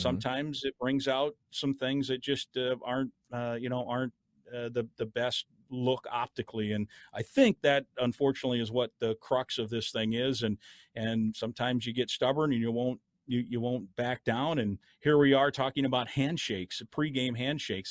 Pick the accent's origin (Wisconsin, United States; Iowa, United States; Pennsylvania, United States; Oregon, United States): Iowa, United States; now in Minnesota, United States; my home state of Iowa